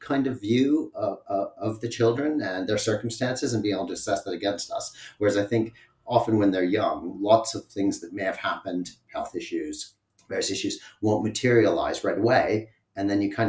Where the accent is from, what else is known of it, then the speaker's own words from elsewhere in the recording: Canada; moved away as an adult; now in United Kingdom; So I have come from Canada, and my partner and I met there and then moved to the UK in 2004.